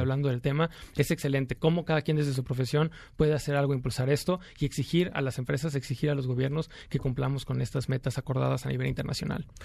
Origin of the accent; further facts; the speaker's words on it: Veracruz, Mexico; Yo soy de, la, de Veracruz, del puerto